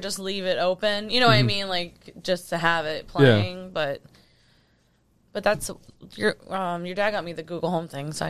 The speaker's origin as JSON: {"language": "English", "region": "New York", "country": "United States", "accent": "New York", "said": "Sometimes I sound my New York accent pops out"}